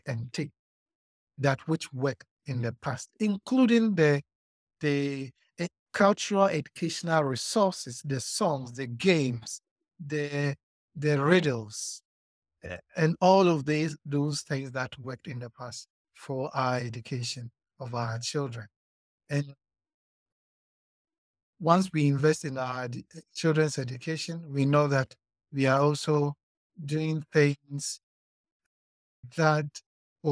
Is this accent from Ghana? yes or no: yes; Ghana; now in Botswana; I'm also a Ghanaian